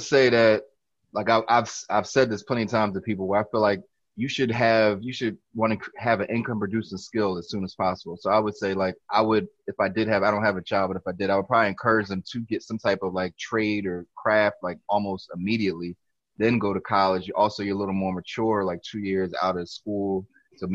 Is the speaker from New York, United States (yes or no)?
no; Philadelphia, Pennsylvania, United States; also born or lived in California / Lower Merion / Cheltenham; actually was born out in Cali. Probably came to Philly when I was like one or two